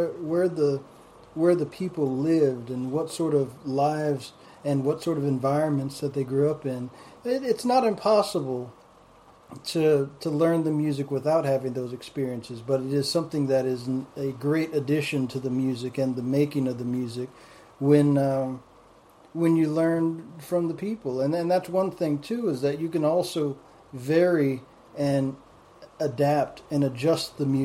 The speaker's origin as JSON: {"language": "English", "region": "Southwest", "country": "United States", "said": "not being from the South, I'm from the Southwest"}